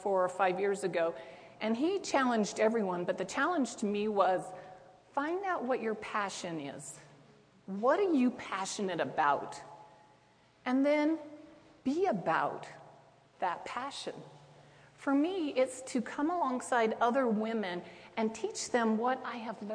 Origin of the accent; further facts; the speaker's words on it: Twin Falls, Idaho, United States; I'm from Twin Falls